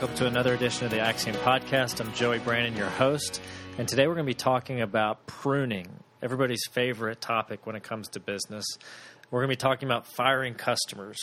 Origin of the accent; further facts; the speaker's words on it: Ocala, Florida, United States; I grew up in Florida, and in Florida we had a, an ocala in the middle of the state where I grew up.